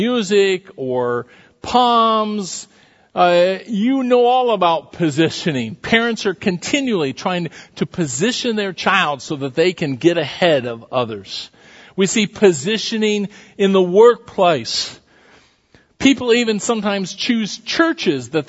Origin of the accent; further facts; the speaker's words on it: southwest Iowa, United States; When I was a kid growing up in southwest Iowa